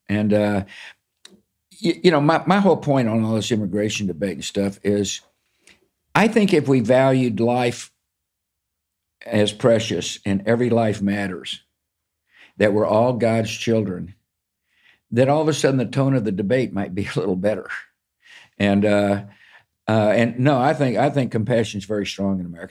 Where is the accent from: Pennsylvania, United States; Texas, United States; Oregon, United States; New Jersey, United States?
Texas, United States; I grew up in Texas